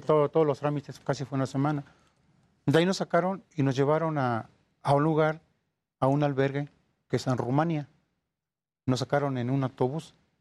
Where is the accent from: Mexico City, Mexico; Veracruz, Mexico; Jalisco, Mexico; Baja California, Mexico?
Veracruz, Mexico; Poza Rica; now in Ecatepec, Mexico; Yo soy este, originario del estado de Veracruz, soy de Poza Rica